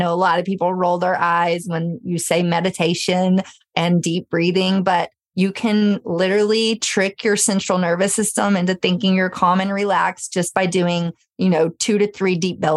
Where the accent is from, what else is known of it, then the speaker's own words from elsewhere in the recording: Memphis, Tennessee, United States; I grew up in Memphis